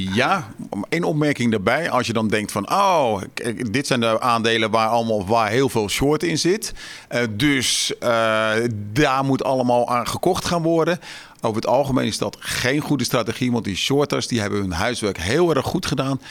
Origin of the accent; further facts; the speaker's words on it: Westland, South Holland, Netherlands; ik kom uit het Westland